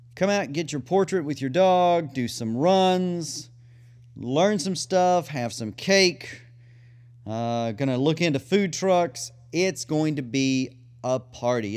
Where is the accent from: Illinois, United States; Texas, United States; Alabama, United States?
Texas, United States; McGregor; moved away; McGregor, Texas, the Waco Agility Group, my hometown.